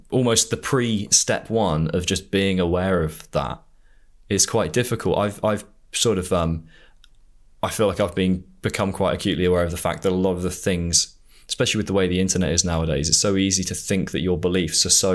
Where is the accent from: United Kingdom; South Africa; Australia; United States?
United Kingdom; being a Brit.